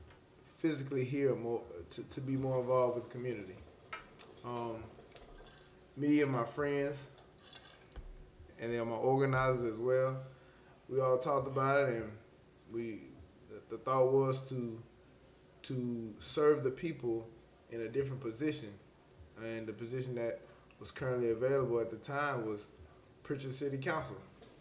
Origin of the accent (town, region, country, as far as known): Prichard, Alabama, United States; born or raised there